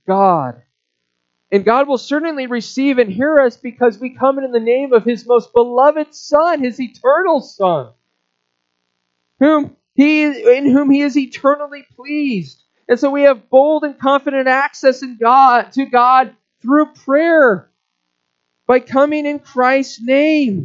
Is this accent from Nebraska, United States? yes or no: yes; Omaha, Nebraska, United States; moved away; in Omaha when I lived there. That was my hometown. Grew up there